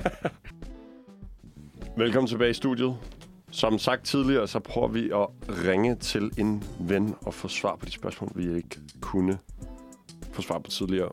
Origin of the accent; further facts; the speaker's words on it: Copenhagen, Capital Region of Denmark, Denmark; som københavner